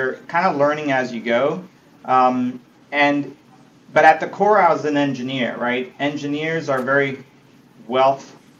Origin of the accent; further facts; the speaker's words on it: Argentina; moved away as an adult; also born or lived in Italy; now in United States; I was born in Italy, grew up largely in Argentina, so I came to the States somewhat like an immigrant. I was 18 years old when I landed in Miami